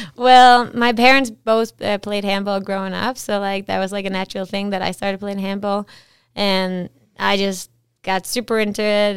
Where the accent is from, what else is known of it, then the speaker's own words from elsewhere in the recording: Esbjerg, Southern Denmark, Denmark; moved away as an adult; also born or lived in Whistler, Canada; now in Canada; I'm from a town called Esbjerg. It's like on, on on the water an hour and a half from Germany. And yeah, I grew up there and lived there till I was about twenty